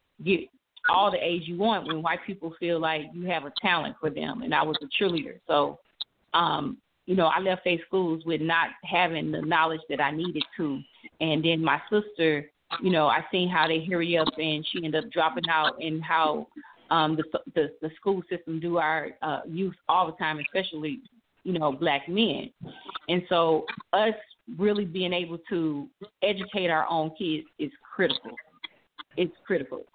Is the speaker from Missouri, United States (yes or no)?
yes; St. Louis, Missouri, United States; I grew up in St. Louis, Missouri, um, born and raised